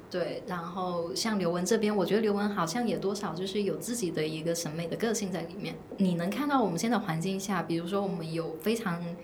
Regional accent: Guangdong, China; now in Shanghai, China; 我在上海，因为我是广东人

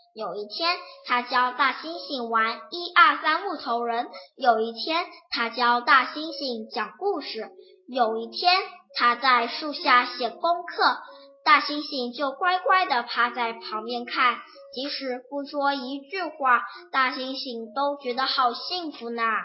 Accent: Yiwu, Zhejiang, China; 我来自浙江省义乌市

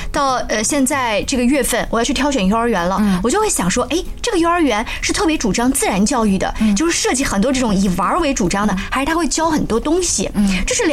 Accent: China; now in Finland; 我作为一个中国人觉得很自豪嘛

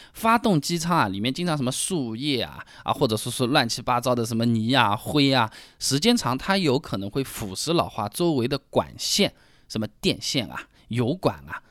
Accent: Hangzhou, Zhejiang, China; 我们杭州话说起来呢，叫杀猪啊

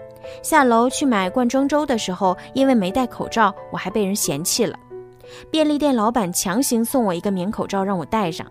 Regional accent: Hubei, China; now in Wuhan, China; 我老家是鄂西北的，今年春节因为有事要处理，我没打算回家。

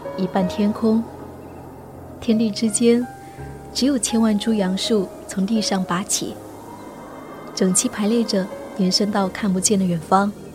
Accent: Lingnan, China; 从小在岭南生活生长，四季温润如水，绿树葱葱

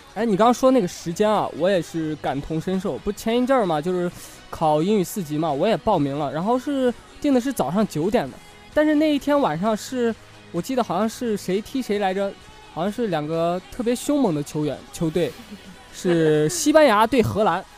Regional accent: Shanxi, China; 在我的家乡山 西看的

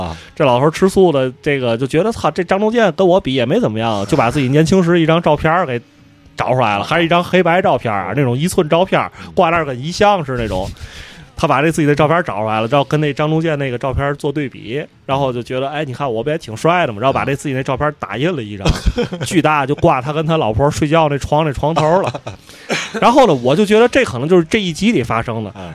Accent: China; 可能因为我们是中国人

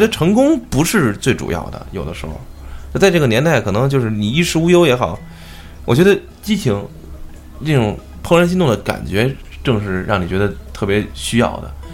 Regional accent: China; 我作为一个中国人

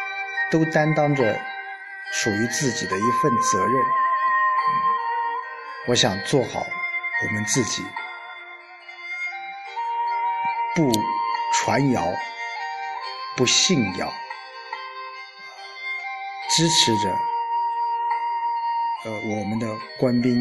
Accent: Anhui, China; 作为安徽人，我们很骄傲啊！

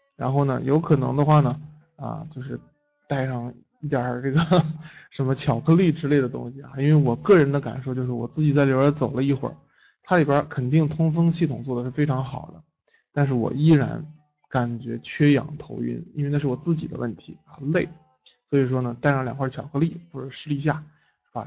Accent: China; 作为一个中国人

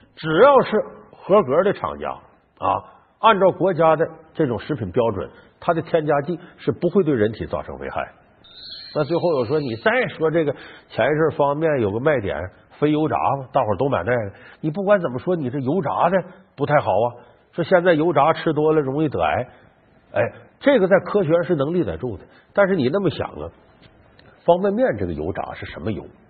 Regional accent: Northeast China, China; 我们东北老家酸菜味儿的

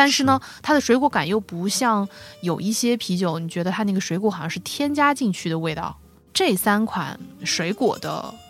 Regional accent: Zhejiang, China; 可能因为我浙江人吧，

